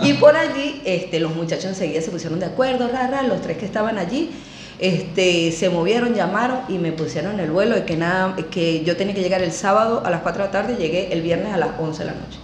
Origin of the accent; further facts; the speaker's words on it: Maturín, Monagas, Venezuela; moved away as an adult; now in Argentina; yo soy inicialmente de Maturín